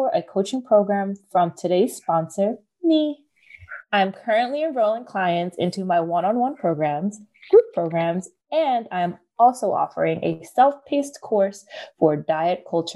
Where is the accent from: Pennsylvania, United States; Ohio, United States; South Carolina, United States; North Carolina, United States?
Pennsylvania, United States; Philadelphia; I grew up in Philly